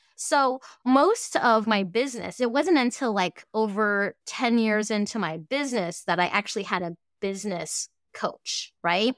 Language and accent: English; Fairbanks, Alaska, United States; first language Cantonese; English is a second language; also born or lived in Hong Kong / Boise, Idaho; I actually grew up here in Fairbanks, Alaska